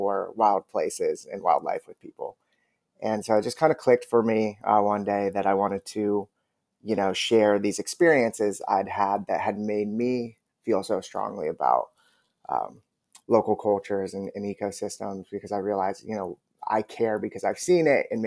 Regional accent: Southern California, United States; moved away as an adult; now in New Orleans, United States; I moved to New Orleans from Southern California in 2010 to go to law school at Tulane

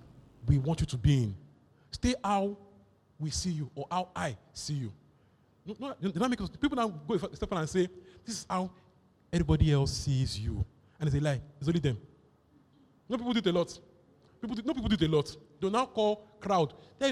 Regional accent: Nigeria; born there; I don't care where you were born, I ordained you. I was born in Nigeria.

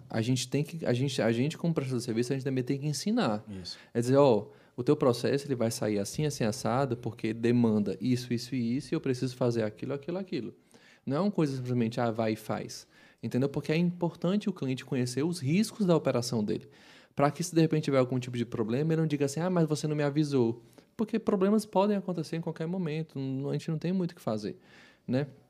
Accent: Brazil; a gente, como brasileiro

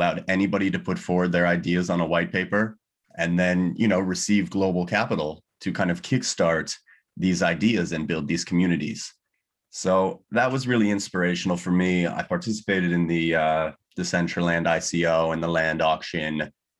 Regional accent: California, United States; You know, I was born and raised in Southern California. Spent, you know, all of my life before university there.

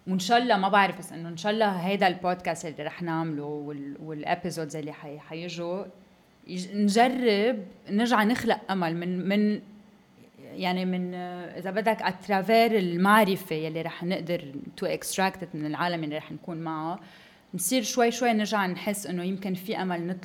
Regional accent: Lebanon; صلح الوضع بانه جمعنا حالنا نحن كلبنانيه آه، ورحنا على تمثال جبران خليل جبران ببوسطن

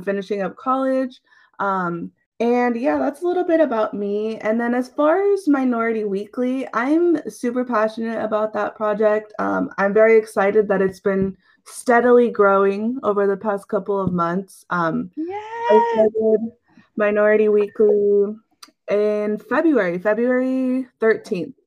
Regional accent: Central Valley of California, United States; I've grown up here in the Central Valley of California, um, currently living in the Turlock area.

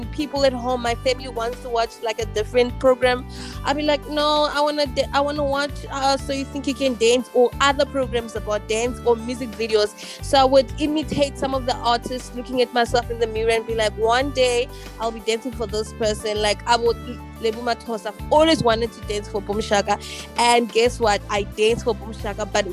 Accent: Sebokeng, Gauteng, South Africa; now in Johannesburg, South Africa; born and bred in the Vaal, Sebokeng, Zone 14

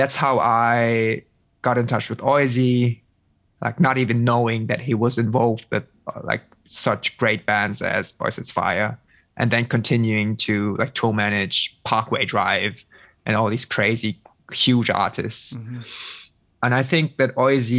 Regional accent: South Bavaria, Germany; now in Münster, Germany; I'm living in Münster, but I grew up in South Bavaria

